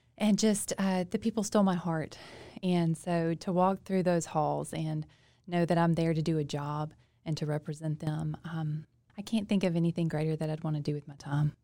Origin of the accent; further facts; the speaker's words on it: Monroe, Louisiana, United States; I grew up in Monroe, city girl.